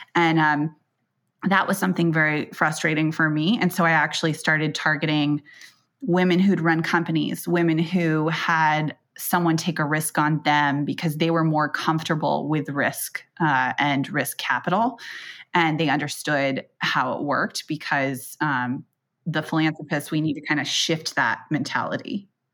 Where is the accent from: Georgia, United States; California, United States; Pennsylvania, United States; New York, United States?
California, United States; Silicon Valley; I grew up in Silicon Valley